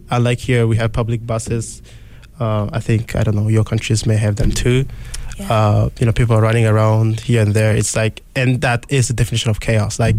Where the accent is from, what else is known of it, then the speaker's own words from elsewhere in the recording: DR Congo; moved away; I'm from the Democratic Republic of the Congo.